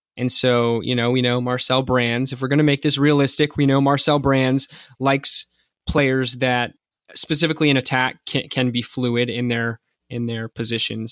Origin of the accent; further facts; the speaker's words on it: United States; as an American